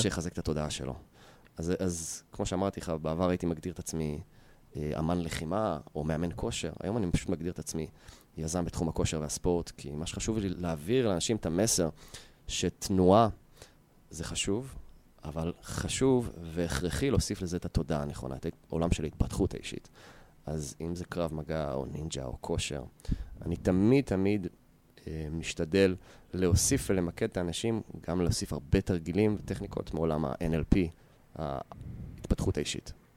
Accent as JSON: {"language": "Hebrew", "town": "Yehud", "region": "Central District", "country": "Israel", "tie": "born or raised there", "said": "גדלתי ביהוד"}